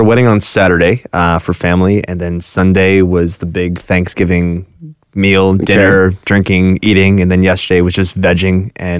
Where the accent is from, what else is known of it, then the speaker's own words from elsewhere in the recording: Hamilton, Ontario, Canada; now in Burlington, Canada; I grew up, born and raised in Hamilton, Ontario.